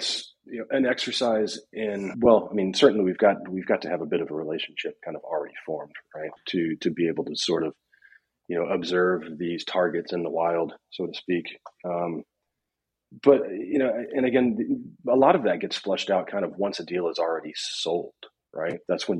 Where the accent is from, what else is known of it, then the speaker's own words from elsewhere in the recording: Upper East Tennessee, United States; And also did grow up on a cattle farm and raised cattle in my younger years. Yeah, I was born and raised in Upper East Tennessee.